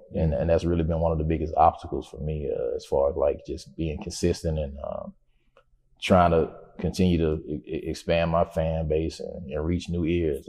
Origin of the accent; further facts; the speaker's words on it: Macon, Georgia, United States; Macon was a beautiful place for me growing up, even though, I was in an impoverished area, man.